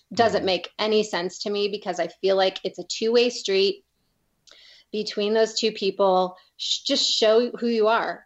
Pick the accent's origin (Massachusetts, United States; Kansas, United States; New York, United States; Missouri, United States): Missouri, United States; St. Louis; moved away as an adult; also born or lived in California; now in Colorado, United States; I grew up in St. Louis